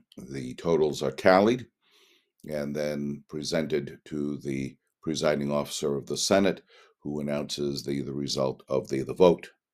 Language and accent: English; United States; We are citizens of the United States of America